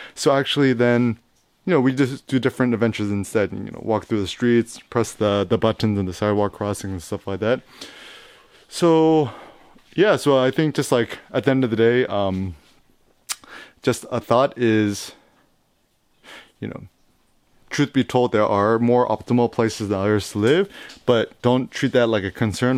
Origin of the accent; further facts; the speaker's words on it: San Francisco, California, United States; I was born in San Francisco, born and raised